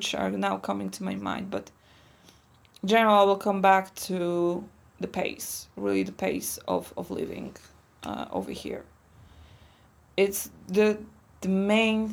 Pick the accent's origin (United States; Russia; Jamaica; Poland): Poland; English is a second language; moved away as an adult; now in Slovakia